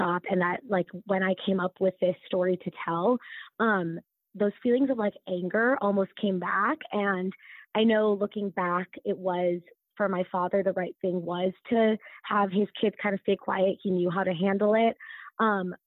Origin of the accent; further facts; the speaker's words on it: United States; accent: American; being Desi and growing up in the U.S.